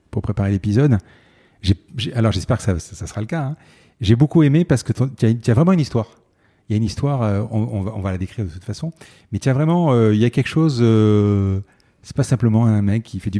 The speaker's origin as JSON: {"language": "French", "town": "Garges-lès-Gonesse", "region": "Île-de-France", "country": "France", "tie": "born or raised there", "said": "Moi, j'ai grandi euh, à Garges-les-Gonesse."}